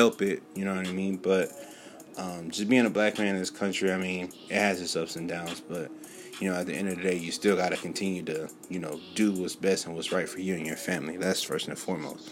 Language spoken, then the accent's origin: English; California, South Carolina, United States; growing up in California and also growing up here in South Carolina